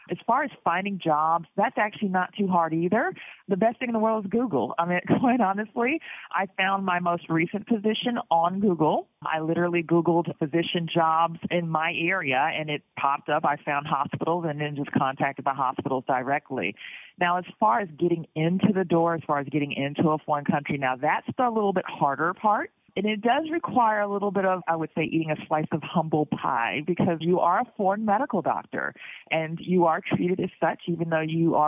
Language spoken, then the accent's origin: English; Atlanta, Georgia, United States; also born or lived in Houston, United States; I am American board certified. Did all my training in the United States, and I am originally from Atlanta, Georgia.